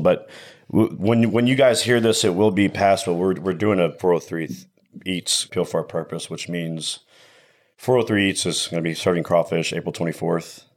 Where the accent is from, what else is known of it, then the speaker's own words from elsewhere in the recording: Tomball, Texas, United States; also born or lived in Virginia; this town and my hometown